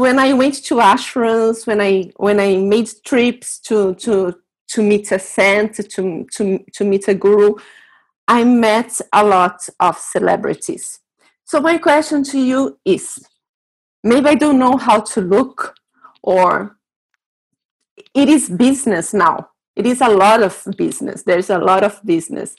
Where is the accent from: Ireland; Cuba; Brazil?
Brazil; moved away as an adult; also born or lived in Delhi, India; now in Tanzania; I'm from Brazil.